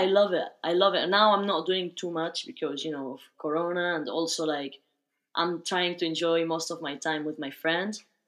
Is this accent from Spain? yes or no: yes; Barcelona, Catalonia, Spain; moved away as an adult; also born or lived in United Kingdom / Australia; now in France; I was born and raised in Spain, specifically in Barcelona